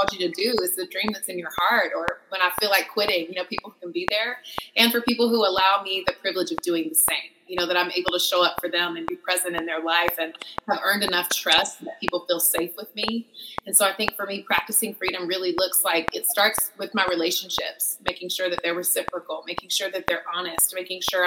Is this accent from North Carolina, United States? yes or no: yes; North Carolina, United States; moved away as an adult; I was born and raised in the Southeast in North Carolina, and I lived there for 21 years and loved it